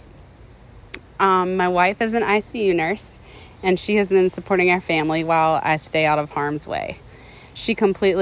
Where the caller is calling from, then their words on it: North Carolina, United States; I'm calling from North Carolina